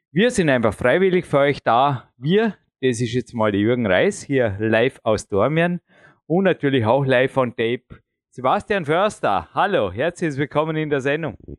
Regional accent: Austria; accent: Austrian (Ösi); meinen öse akzent

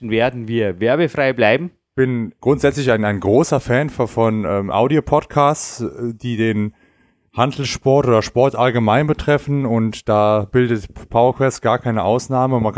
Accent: Germany; Meine Eltern kommen aus dem ehemaligen Jugoslawien. Okay. Und ich bin allerdings in Deutschland geboren und aufgewachsen, fühle mich auch als solcher

